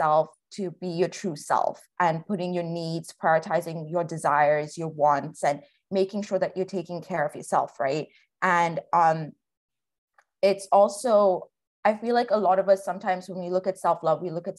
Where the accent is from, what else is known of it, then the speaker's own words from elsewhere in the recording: Kerala, India; also born or lived in Africa; I'm South Asian from Kerala, but I grew up in Africa and I relate a lot to being a third culture kid.